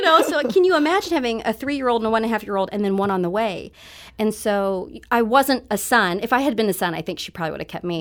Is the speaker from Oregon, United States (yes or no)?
no; Brookfield, Missouri, United States; also born or lived in South Korea; I grew up in Missouri and I grew up in a white fam-, I'm the only Asian person in my family.